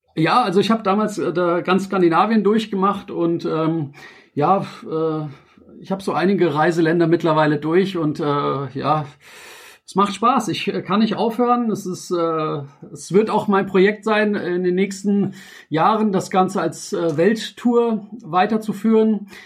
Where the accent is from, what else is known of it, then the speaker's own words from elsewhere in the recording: Frankfurt, Hesse, Germany; ich bin ja in Frankfurt und geboren und aufgewachsen